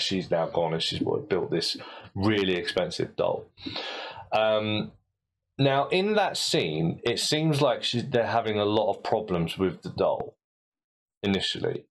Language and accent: English; United Kingdom; as a British ear